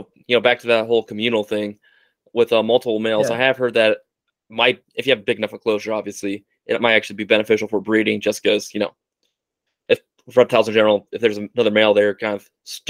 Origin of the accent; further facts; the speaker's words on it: United States; I'm from the United States